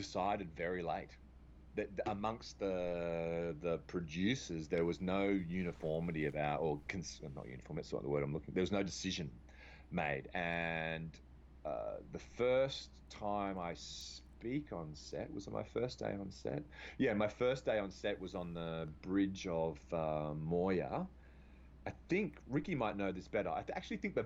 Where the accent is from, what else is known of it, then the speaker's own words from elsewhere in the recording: Australia; accent: Australian; me as an Aussie